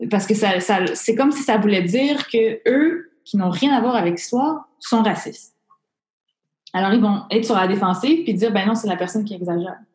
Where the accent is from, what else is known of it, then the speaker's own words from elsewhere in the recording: Montreal, Quebec, Canada; Je suis née à Maisonneuve, Rosemont. je, {S0} je, {S1} je, suis plus québécoise, je suis plus montréalaise que toi qui es née à Rimouski